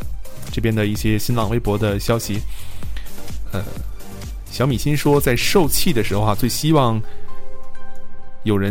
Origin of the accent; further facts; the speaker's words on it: northern China, China; 因为特别是在北方，因为我也是北方人。